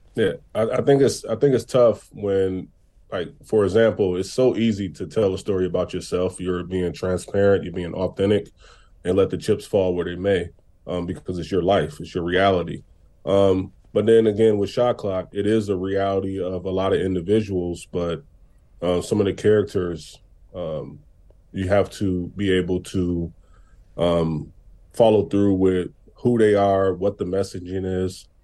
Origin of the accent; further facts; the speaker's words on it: Racine, Wisconsin, United States; my hometown, Racine, Wisconsin